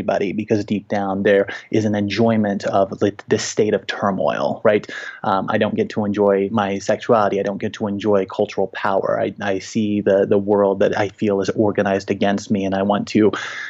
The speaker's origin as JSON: {"language": "English", "town": "Little Rock", "region": "Arkansas", "country": "United States", "tie": "born or raised there", "moved": "yes", "lives_now": "Denver, United States", "said": "I live in Denver now, and I'm a university teacher, but I grew up in Little Rock, Arkansas"}